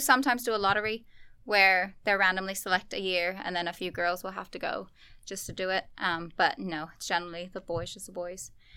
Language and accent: English; Singapore; also born or lived in Australia; now in Armagh, United Kingdom; growing up in Singapore